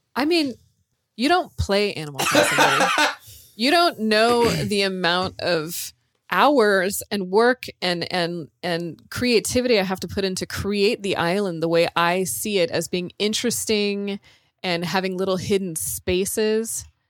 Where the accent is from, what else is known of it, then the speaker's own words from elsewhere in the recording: California, United States; moved away; I'm from California